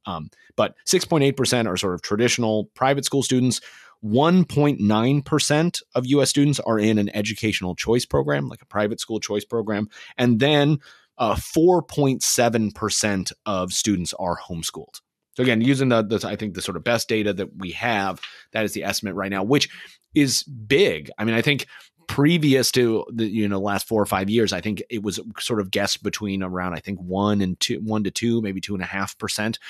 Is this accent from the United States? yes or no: yes; Kansas City, United States; Kansas City, my hometown.